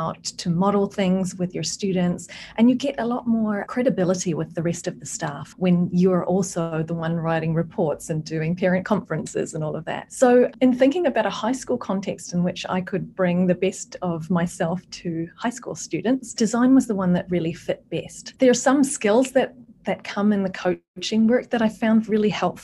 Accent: New Zealand; moved away; I'm originally from New Zealand

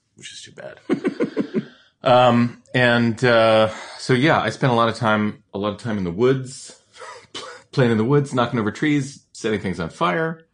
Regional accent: Colchester, Connecticut, United States; moved away; I grew up in Connecticut, uh, in a town called Colchester

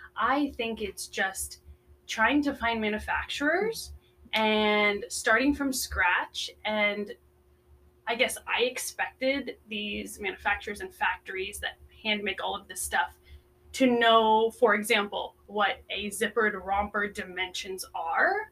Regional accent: Florida, United States; moved away as an adult; also born or lived in Netherlands / South Carolina; now in Las Vegas, United States; I was um, actually born in Europe in Holland, and I moved to the States when I was seven. Uh, to Florida actually

